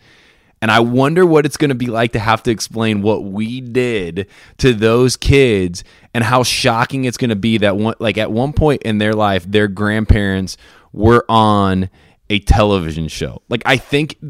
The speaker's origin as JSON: {"language": "English", "region": "Indiana", "country": "United States", "said": "I'm from Indiana"}